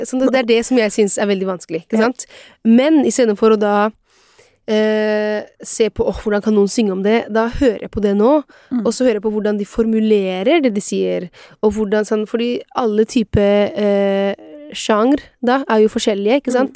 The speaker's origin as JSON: {"language": "Norwegian", "country": "Italy", "moved": "yes", "lives_now": "Norway", "said": "meg som italiener"}